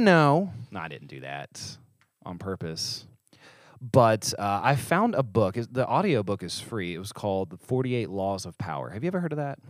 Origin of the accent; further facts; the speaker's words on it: West Virginia, United States; I'm from West Virginia, not New York.